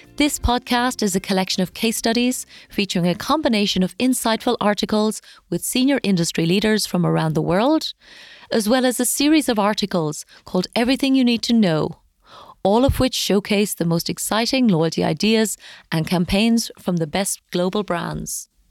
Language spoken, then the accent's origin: English; Ireland; my home country of Ireland